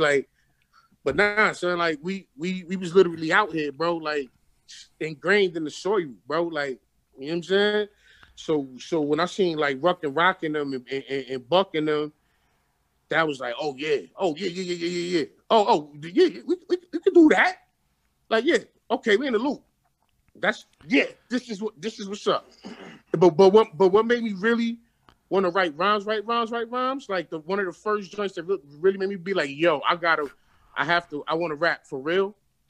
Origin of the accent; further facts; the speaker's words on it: Bed-Stuy, New York, United States; Grow up, literally, like I grew up in Bed-Stuy, man.